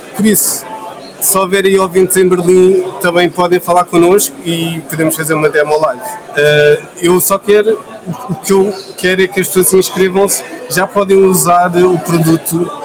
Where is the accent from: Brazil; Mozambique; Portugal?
Portugal; Lisbon; eu sou lisboeta